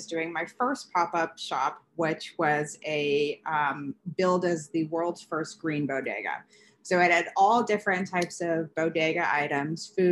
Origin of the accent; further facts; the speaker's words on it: Bay Area, California, United States; moved away as an adult; also born or lived in New York City; now in Chicago, United States; I'm originally from the Bay Area in California. I grew up just north of San Francisco.